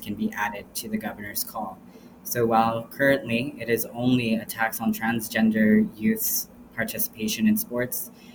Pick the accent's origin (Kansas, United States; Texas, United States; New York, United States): Texas, United States; El Paso; I am a trans, queer, non binary, first generation immigrant from El Paso, Texas